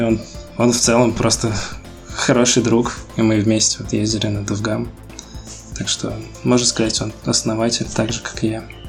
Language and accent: Russian; Ufa, Bashkortostan, Russia; я из Уфы, это такой не очень большой город-миллионник.